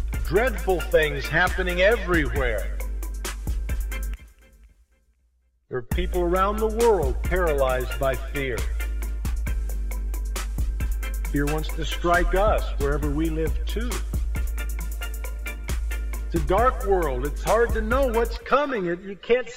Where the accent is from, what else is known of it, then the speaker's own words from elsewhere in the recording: Indianapolis, Indiana, United States; I was growing up in Indianapolis, Indiana